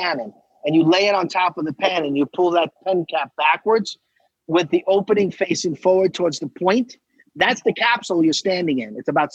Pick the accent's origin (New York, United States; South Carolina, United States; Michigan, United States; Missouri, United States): New York, United States; Selden; I grew up in Selden.